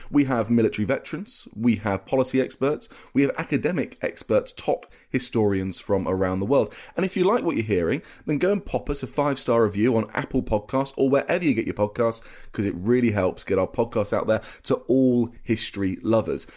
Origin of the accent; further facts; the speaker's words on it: Cambridgeshire, East of England, United Kingdom; I'm from Cambridgeshire, and you had so many U S bases there during the Second World War. And I remember that as a kid